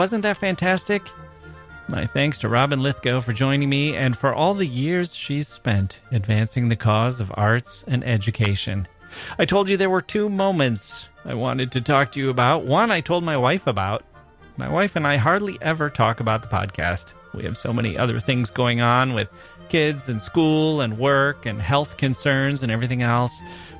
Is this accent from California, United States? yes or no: no; Wisconsin, United States; just like I'm not only from Wisconsin